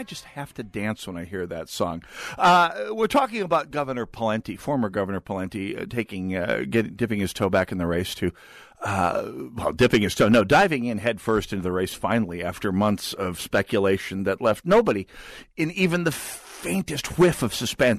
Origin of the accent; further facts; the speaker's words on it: St. Paul, Minnesota, United States; That's what my neighbors think of me. Did I mention I'm from St. Paul?